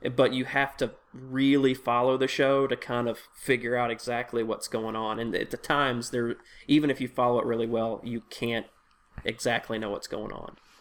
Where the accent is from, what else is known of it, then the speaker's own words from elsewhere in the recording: Tennessee, United States; I'm from Tennessee